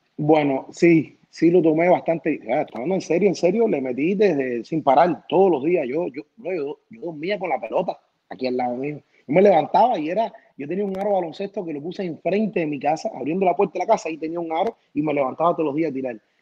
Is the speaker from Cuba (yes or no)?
yes; Cuba; now in United States; Me encantó nacer en Cuba, la de, soy cubano 100%, la niñez que tuve en Cuba no la cambio